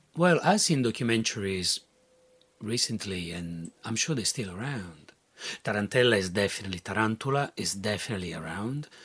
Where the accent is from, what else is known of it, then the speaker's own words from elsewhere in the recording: Rome, Lazio, Italy; moved away as an adult; growing up in Rome, um, surrounded by mm, Catholic stuff everywhere